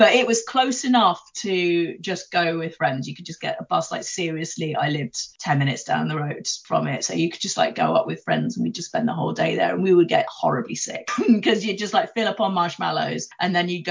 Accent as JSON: {"language": "English", "town": "Ilkeston", "region": "East Midlands", "country": "United Kingdom", "tie": "born or raised there", "said": "I grew up in Ilkeston, which is where the American Adventure used to be."}